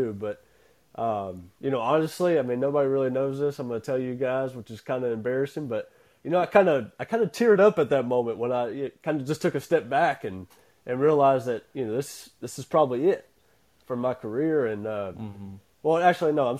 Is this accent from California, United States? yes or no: no; Hattiesburg, Mississippi, United States; I grew up in the city of Hattiesburg. I've been here my whole life